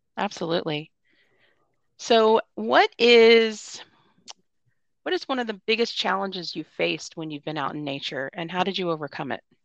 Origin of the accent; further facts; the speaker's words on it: Florida, United States; moved away; I'm actually originally from Florida